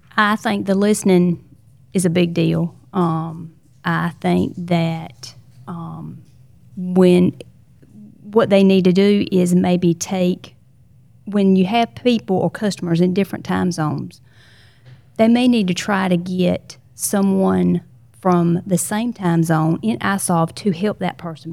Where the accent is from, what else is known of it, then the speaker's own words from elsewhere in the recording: Battleboro, North Carolina, United States; I'm from North Carolina